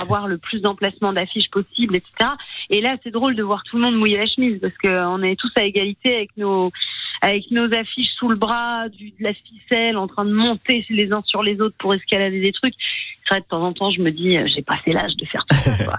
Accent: Strasbourg, Grand Est, France; je suis strasbourgeoise

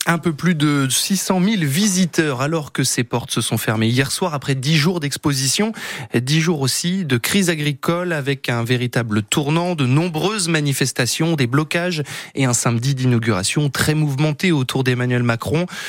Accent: Brittany, France; chez nous en Bretagne

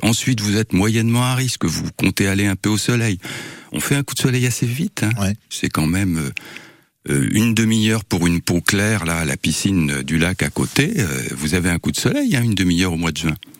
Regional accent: Var, Provence-Alpes-Côte d'Azur, France; now in Tours, France; quand j'étais petit dans le Var

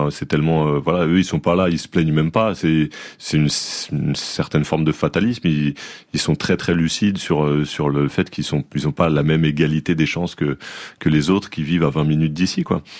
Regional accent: Saint-Denis, Île-de-France, France; Ouais, bah, enfin moi j'ai grandi à Saint-Denis dans, dans, dans, des quartiers assez populaires.

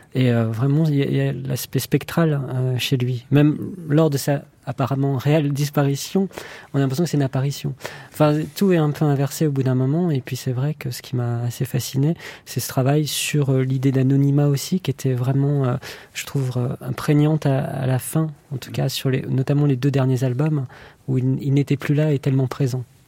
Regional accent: France; en tant que Français

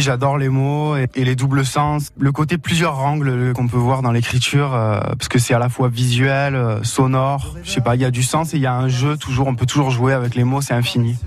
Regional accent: Moustiers-Sainte-Marie, Provence-Alpes-Côte d'Azur, France; C'est là où j'ai grandi, c'est là où j'ai mes attaches

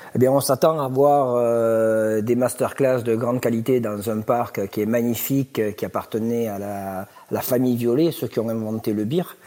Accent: Thuir, Occitania, France; je suis natif de Tuir

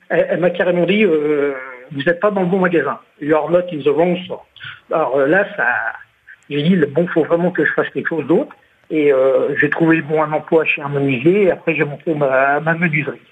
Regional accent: France; moved away as an adult; also born or lived in Naples, Florida, United States; lorsqu'on est français

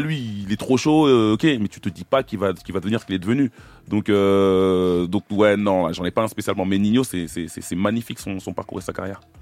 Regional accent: Évry-Courcouronnes, Île-de-France, France; je viens du quatre-vingt-onze, je viens d'Éric Courcouronne

